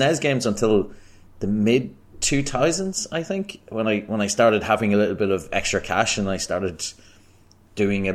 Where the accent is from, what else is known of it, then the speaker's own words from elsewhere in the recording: Ireland; I'm from Ireland